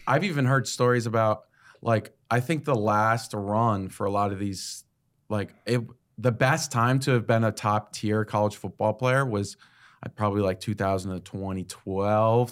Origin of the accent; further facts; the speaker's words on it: Connecticut, United States; I grew up in Connecticut